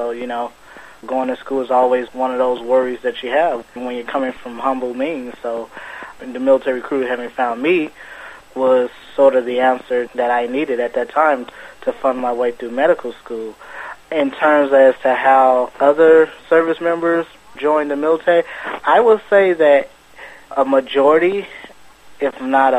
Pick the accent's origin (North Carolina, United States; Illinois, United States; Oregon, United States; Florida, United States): Illinois, United States; Chicago; I was born and raised in Chicago, and I was actually 19 when I joined